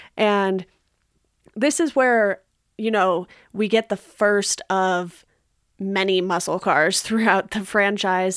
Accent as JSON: {"language": "English", "town": "Garden Grove", "region": "California", "country": "United States", "tie": "born or raised there", "said": "I grew up in Garden Grove, which is right next door to Westminster"}